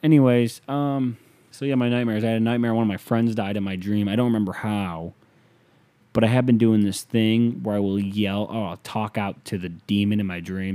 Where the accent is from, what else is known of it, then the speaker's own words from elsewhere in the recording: United States; being an American